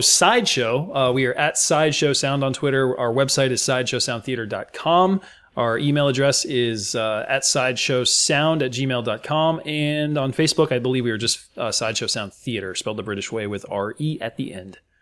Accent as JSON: {"language": "English", "country": "United States", "said": "as an American"}